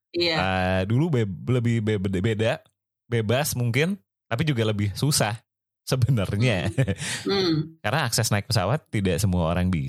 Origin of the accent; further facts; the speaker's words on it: Bandung, West Java, Indonesia; Dari Bandung. Aku oh, dari aku dari kecil di Bandung. Gitu.